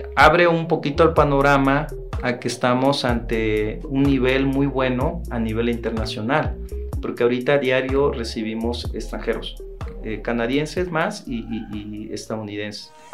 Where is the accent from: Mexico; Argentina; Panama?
Mexico; Santo Domingo Tehuantepec, Oaxaca; yo soy de, Tehuantepec